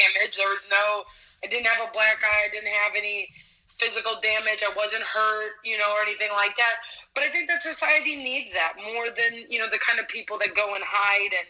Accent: Ohio, United States; moved away as an adult; also born or lived in Cleveland, Ohio / Youngstown area, Ohio; now in Las Vegas, United States; I was born and raised in Ohio.

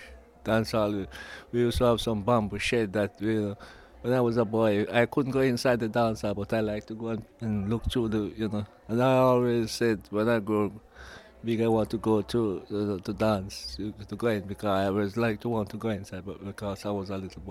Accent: Jamaica; moved away as an adult; now in England; as a little boy growing up, I like to dance, and that's what we grew up in Jamaica.

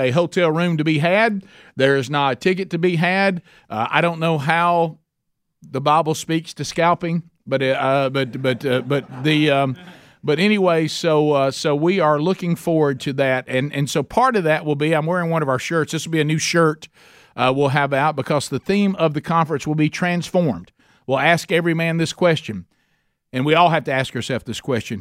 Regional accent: Oxford, Alabama, United States; in Oxford, Alabama, my hometown

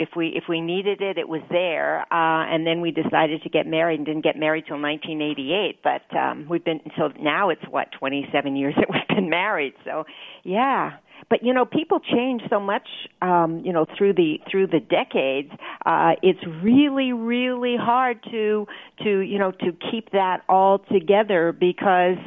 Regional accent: Toronto, Ontario, Canada; now in New York, United States; I'm a Toronto girl

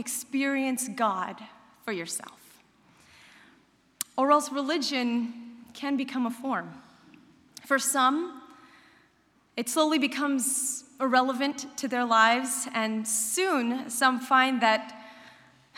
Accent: Central California, United States; also born or lived in Berrien Springs, Michigan; I'm from Central California

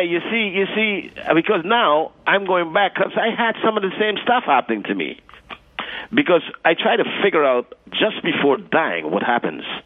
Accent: New York City, New York, United States; also born or lived in Guyana; growing up in New York, what it is about in Brooklyn, Flatbush Avenue

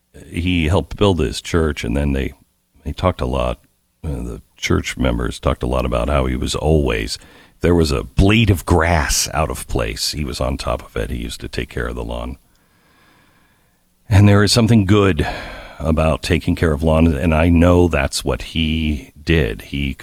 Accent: Texas, United States; oh, I'm from Texas, and they would back away from me

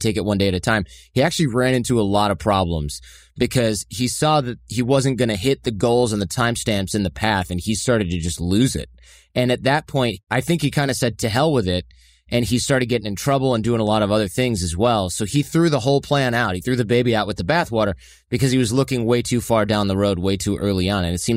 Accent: Detroit, Michigan, United States; we grew up in Detroit

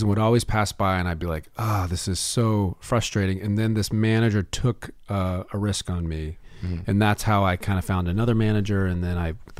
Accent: Florida, United States; moved away as an adult; also born or lived in Alabama / New York; now in Los Angeles, United States; I grew up in Florida.

